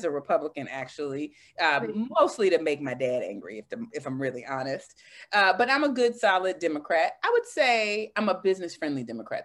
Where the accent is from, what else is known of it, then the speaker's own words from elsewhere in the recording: Washington, District of Columbia, United States; my hometown of Washington, D.C.